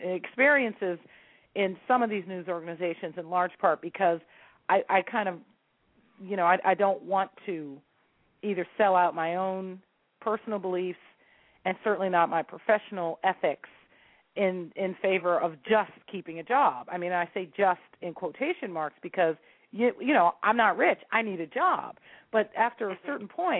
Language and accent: English; San Francisco, California, United States; San Francisco is my hometown